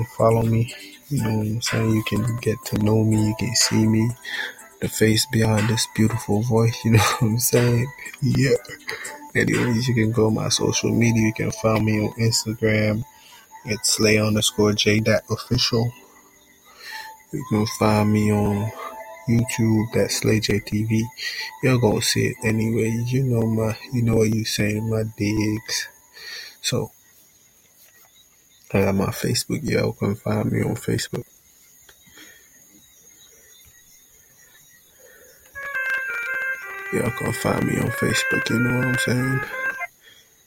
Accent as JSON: {"language": "English", "country": "Jamaica", "tie": "born or raised there", "said": "I'm from Jamaica. That's where I was born and raised"}